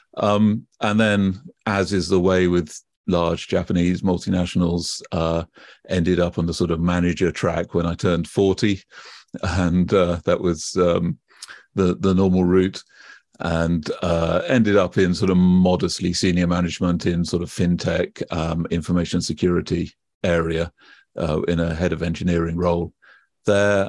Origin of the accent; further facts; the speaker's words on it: United Kingdom; accent: British; you can probably tell from my accent already, I am British, and I grew up, uh, in the U K